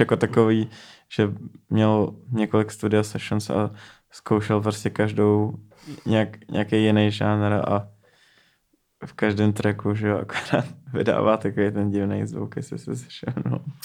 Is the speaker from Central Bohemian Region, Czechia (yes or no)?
yes; Neratovice, Central Bohemian Region, Czechia; jsem z Narotověc, to je prostě asi 20 minut